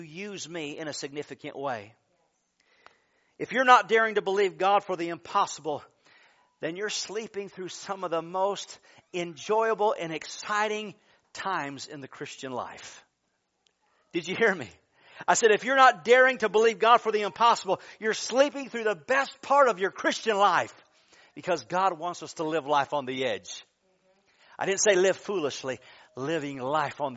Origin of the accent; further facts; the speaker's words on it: Michigan, United States; I'm from Michigan